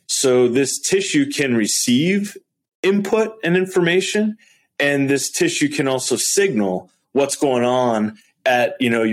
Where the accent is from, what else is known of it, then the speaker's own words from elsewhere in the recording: Wisconsin, United States; I'm from Wisconsin, right? I'm kind of like, you know, like a Midwest kid